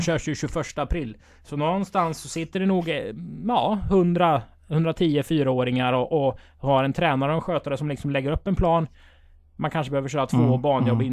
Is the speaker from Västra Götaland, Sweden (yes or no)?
yes; Strömstad, Västra Götaland, Sweden; vi är födda i Strömstad, där jag är född.